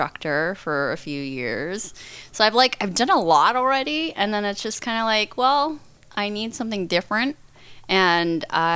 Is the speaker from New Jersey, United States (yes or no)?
yes; New Jersey, United States; I am originally from New Jersey